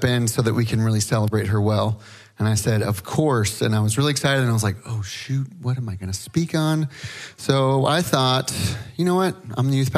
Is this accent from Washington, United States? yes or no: no; California, United States; I'm from California